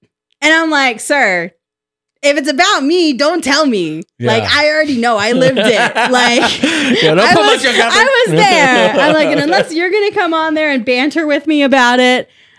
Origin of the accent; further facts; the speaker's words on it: the South, United States; I'm not religious per se. I like to say that I'm spiritual. That's more so because I grew up in the Bible Belt.